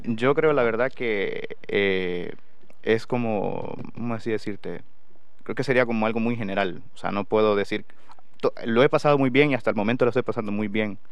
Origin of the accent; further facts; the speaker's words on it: San Miguel, El Salvador; moved away as an adult; now in Valladolid, Spain; yo soy originario de San Miguel, el departamento de San Miguel y la ciudad de San Miguel